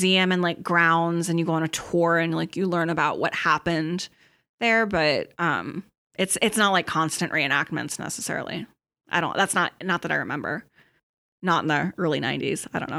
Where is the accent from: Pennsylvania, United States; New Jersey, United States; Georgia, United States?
Pennsylvania, United States; We went because I grew up in Eastern Pennsylvania.